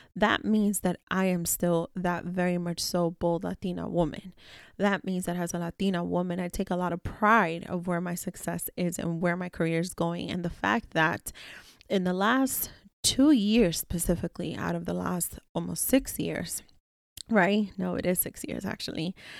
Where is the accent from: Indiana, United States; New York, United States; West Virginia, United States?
New York, United States; New York City; I was very much so raised around plenty of people within my childhood communities, within my, you know, South Bronx building